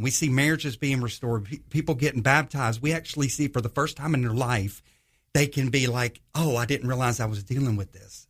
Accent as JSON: {"language": "English", "region": "northwest Georgia", "country": "United States", "tie": "born or raised there", "also_born_or_lived": "Los Angeles, California / Charleston, South Carolina", "moved": "as an adult", "lives_now": "Jacksonville, United States", "said": "when I was about eight years old, we moved to, um, the, uh, Georgia area, so kinda grew up there"}